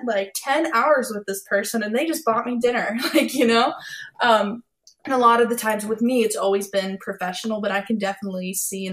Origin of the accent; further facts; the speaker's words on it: Nashville, Tennessee, United States; also born or lived in Texas; As I was like growing up in Nashville